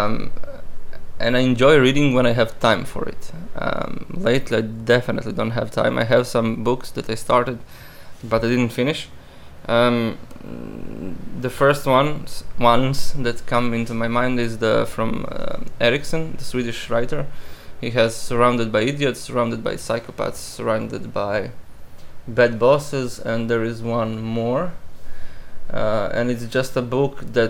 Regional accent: Istria County, Croatia; English is a second language; moved away as an adult; also born or lived in Rijeka / Umag / Pazin / Labin; now in Sweden; So I was born in Rijeka, but my whole life I've been in Istria, which is a region very close to Italy and Slovenia, the westest region in Croatia

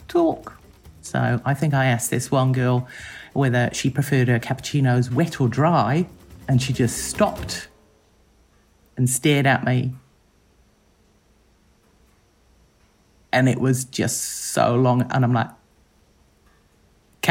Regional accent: New Zealand; I'm from New Zealand

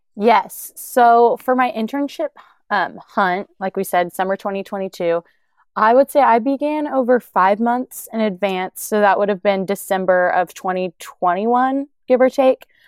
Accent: Oklahoma, United States; I've born and raised in Oklahoma. I've always lived around here

